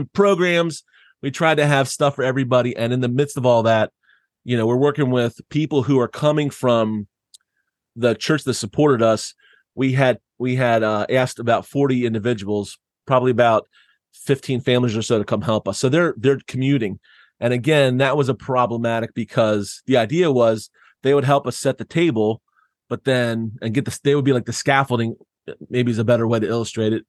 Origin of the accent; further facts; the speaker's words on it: Southeast Pennsylvania, United States; I grew up in Southeast Pennsylvania